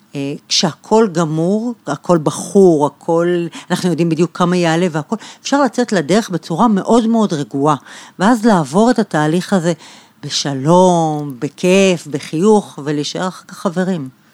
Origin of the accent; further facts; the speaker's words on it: Bat Yam, Tel Aviv District, Israel; נולדתי בבת ים, גדלתי שם